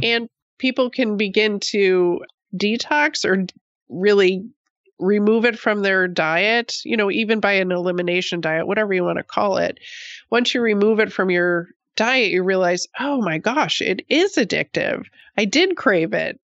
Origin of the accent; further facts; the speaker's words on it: Buffalo, New York, United States; moved away as an adult; also born or lived in Oregon; I grew up on the East Coast in Buffalo